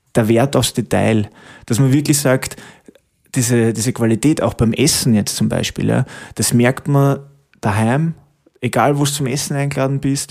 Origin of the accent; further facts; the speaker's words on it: Stockerau, Lower Austria, Austria; moved away as an adult; now in Waldviertel, Austria; ich komme eigentlich aus der Stockerauer Gegend, muss ich sagen, aber bin jetzt eben seit über acht Jahren da, schon im neunten Jahr